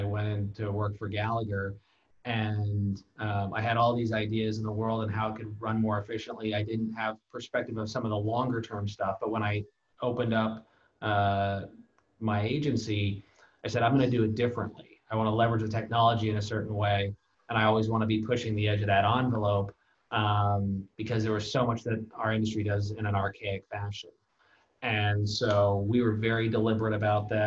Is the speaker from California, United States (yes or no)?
yes; California, United States; I've lived in the same 50-mile radius my entire life